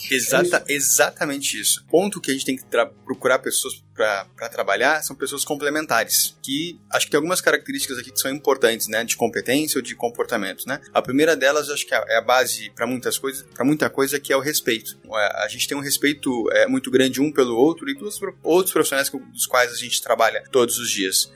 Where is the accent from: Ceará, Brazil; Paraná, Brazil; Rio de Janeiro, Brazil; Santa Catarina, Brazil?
Paraná, Brazil; Curitiba; now in São Paulo, Brazil; eu também sou curitibano